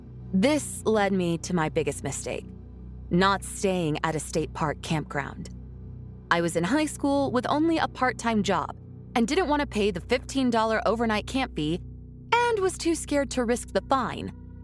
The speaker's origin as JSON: {"language": "English", "town": "Anchorage", "region": "Alaska", "country": "United States", "tie": "born or raised there", "said": "I was born and raised in Anchorage, the only big city in the state. Growing up, we had about 250,000 people in a city it takes about 30 minutes tops to drive across."}